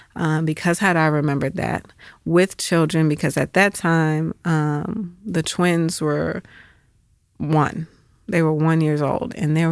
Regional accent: Atlanta, Georgia, United States; So we moved back to Atlanta for his retirement, and that's where we stayed. So Atlanta was, I was born there, but then left and came back my high school years. And so Atlanta was essentially home

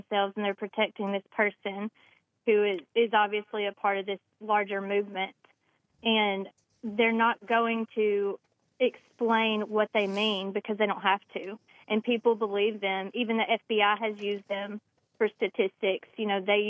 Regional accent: Randolph County, Alabama, United States; my hometown in Randolph County

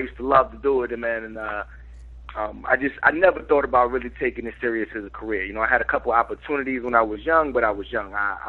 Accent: New York City, New York, United States; now in North Carolina, United States; I'm from Harlem. You know what I'm saying? I'm born out there, raised out there a little bit. Now I moved to NC. Been out here for some years

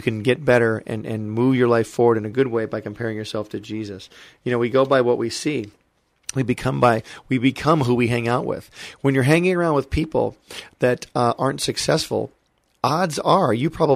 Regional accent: Michigan, United States; moved away as an adult; also born or lived in Hollywood, California; I'm a kid from Michigan who came to Hollywood when I was 18 years old

